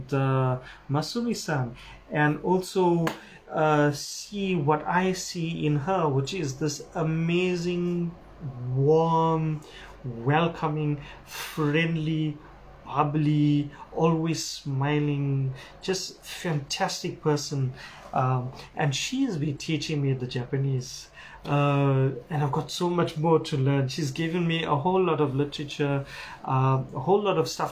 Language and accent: English; Durban, KwaZulu-Natal, South Africa; my hometown, Durban, South Africa